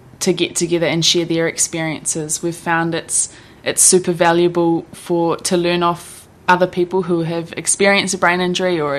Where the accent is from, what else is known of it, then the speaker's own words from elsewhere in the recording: Hawke's Bay, New Zealand; also born or lived in Auckland; I was born and raised in Hawke's Bay, did all my schooling here